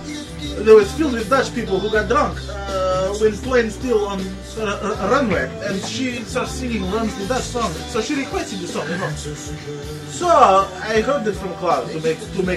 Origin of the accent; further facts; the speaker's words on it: Voronezh, Voronezh Oblast, Russia; moved away; That's what we used to say in Voronezh